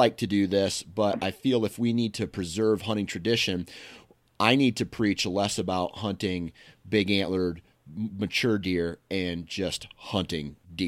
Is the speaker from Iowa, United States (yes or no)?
yes; Iowa, United States; I'm from Iowa. I'm blessed to hunt big antler deer.